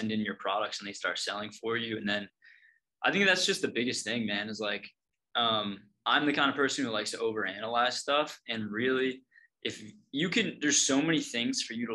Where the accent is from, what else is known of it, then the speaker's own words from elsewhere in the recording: East Coast, United States; also born or lived in Oregon; Now that I'm back on the East Coast, I'm actually from the East Coast